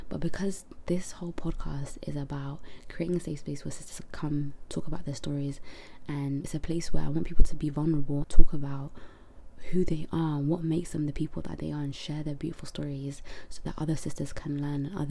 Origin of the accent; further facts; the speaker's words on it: London, United Kingdom; also born or lived in Netherlands; I'm from London